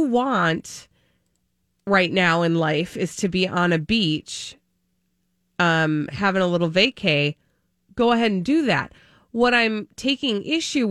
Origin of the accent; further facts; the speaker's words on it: Minnesota, United States; we're from Minnesota.